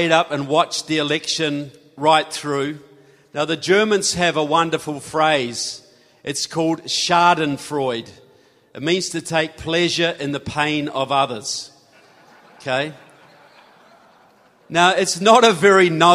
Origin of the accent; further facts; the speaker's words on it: New Zealand; I'm from New Zealand.